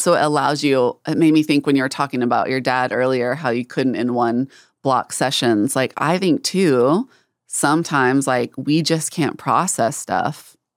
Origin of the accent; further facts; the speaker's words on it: North Texas, United States; growing up in North Texas, there's, um, I'm really close to the border of Oklahoma